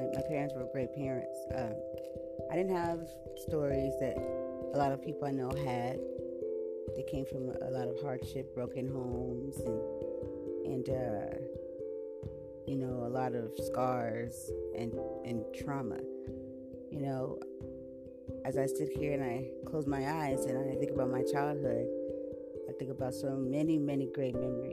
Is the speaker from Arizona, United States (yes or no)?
no; San Diego, California, United States; I was born right here in San Diego, California